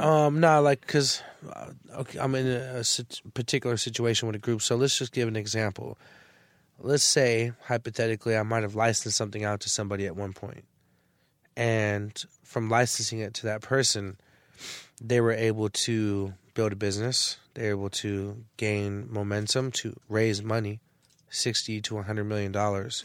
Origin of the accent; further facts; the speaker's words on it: San Francisco, California, United States; also born or lived in Arizona; I come from the Bay Area.